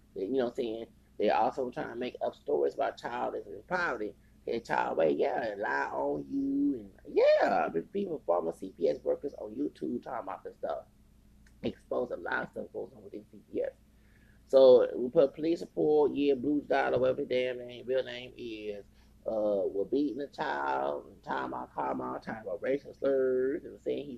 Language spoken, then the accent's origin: English; the South, United States; And I'm from the South.